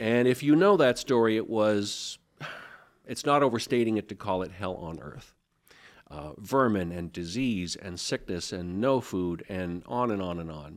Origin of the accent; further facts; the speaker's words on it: Seattle, Washington, United States; moved away as an adult; also born or lived in Bergen, Norway / Nebraska; now in Spokane, United States; I was born and raised in West Seattle and grew up partly in Bergen, Norway